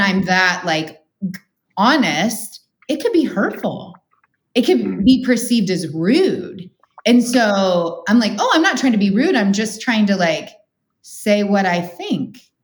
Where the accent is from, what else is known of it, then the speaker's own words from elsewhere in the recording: Midwest, United States; I'm a Midwesterner